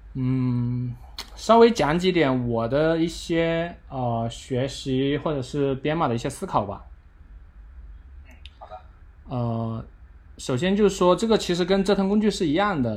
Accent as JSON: {"language": "Chinese", "country": "China", "said": "我们中国人这种惊世勿用的这种，这种理念"}